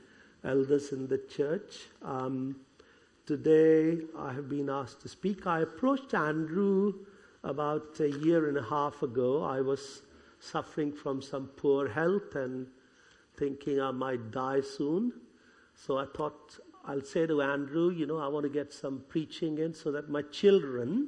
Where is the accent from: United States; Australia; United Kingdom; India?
India; accent: Indian; moved away; I was born in India, brought up as a Hindu